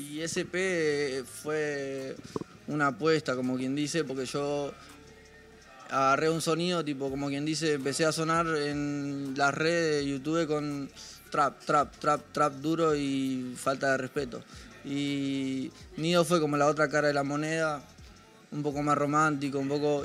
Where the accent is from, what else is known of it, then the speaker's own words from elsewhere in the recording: Ciudad de la Costa, Canelones, Uruguay; los que hacemos música allá en Uruguay somos todos de Ciudad de la Costa